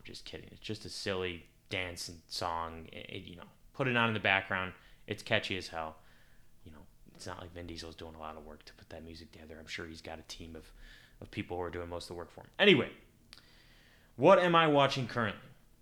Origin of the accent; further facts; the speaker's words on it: United States; I'm an American